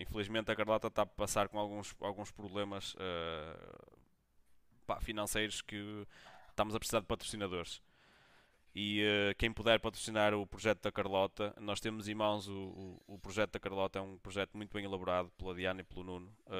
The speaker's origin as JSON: {"language": "Portuguese", "town": "Braga", "region": "Norte", "country": "Portugal", "said": "eu sou, sou, sou, de Braga"}